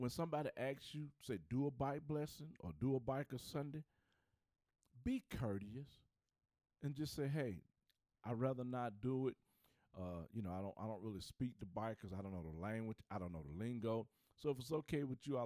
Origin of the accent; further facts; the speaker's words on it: Charlotte, North Carolina, United States; I'm from Charlotte